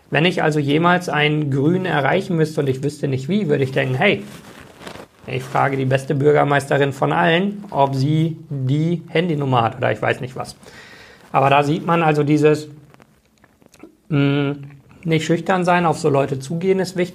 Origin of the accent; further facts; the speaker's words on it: Bochum, North Rhine-Westphalia, Germany; das ist größer als äh, meine Heimatstadt Bochum.